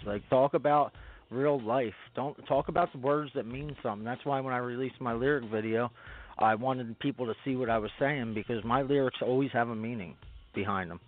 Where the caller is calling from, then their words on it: Spring City, Pennsylvania, United States; I'm calling from Spring City, PA, uh, right outside of Philly